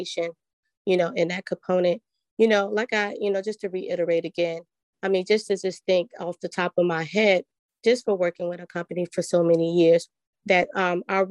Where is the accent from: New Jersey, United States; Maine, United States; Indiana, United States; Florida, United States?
New Jersey, United States; I'm from New Jersey